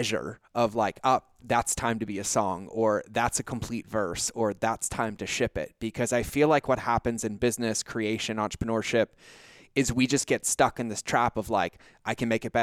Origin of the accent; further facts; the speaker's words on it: New England, United States; I grew up in New England